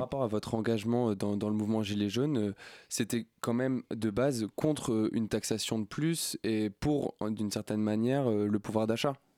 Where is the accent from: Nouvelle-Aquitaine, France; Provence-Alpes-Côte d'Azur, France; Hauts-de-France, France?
Nouvelle-Aquitaine, France; Basque Country; je viens du Pays Basque